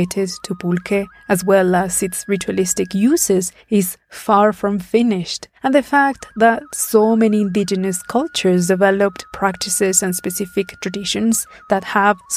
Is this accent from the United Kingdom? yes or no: no; Puebla, Mexico; my hometown of Puebla